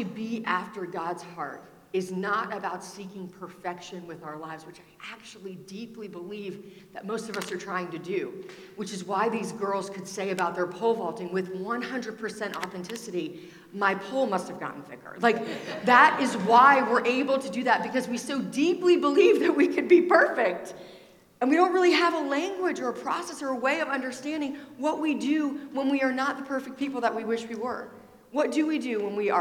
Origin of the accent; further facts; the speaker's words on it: Richmond, Virginia, United States; I'm from Richmond, Virginia